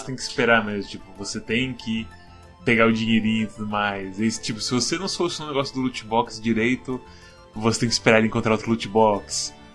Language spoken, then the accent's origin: Portuguese; Brazil; nós somos brasileiros